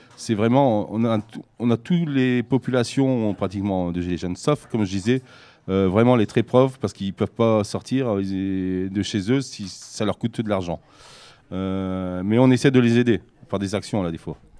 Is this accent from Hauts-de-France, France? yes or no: yes; Ch'ti, Hauts-de-France, France; moved away as an adult; now in Marmande, France; je suis un ch'ti, donc ça fait 4 ans que je suis dans le sud-ouest